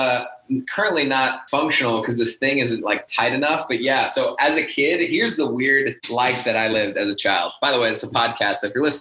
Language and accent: English; Colorado, United States; just a good example of growing up in Colorado.